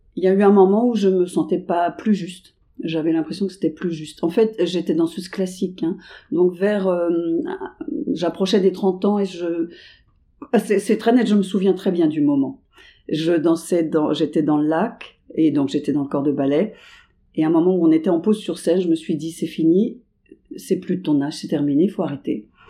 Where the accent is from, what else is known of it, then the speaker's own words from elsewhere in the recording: Paris suburbs, Île-de-France, France; je viens de la banlieue parisienne